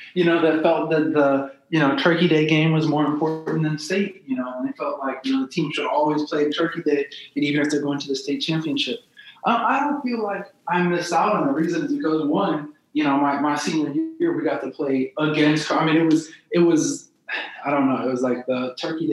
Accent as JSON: {"language": "English", "town": "St. Louis", "region": "Missouri", "country": "United States", "tie": "born or raised there", "said": "I'm a city kid, you know, so I grew up in South St. Louis"}